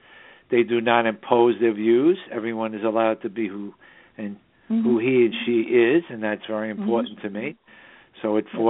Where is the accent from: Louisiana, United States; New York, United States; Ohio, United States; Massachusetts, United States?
New York, United States; New York City; also born or lived in Southern Hudson Valley, New York; We broadcast from the Southern Hudson Valley region of New York State, which is the northern suburbs of New York City, my hometown.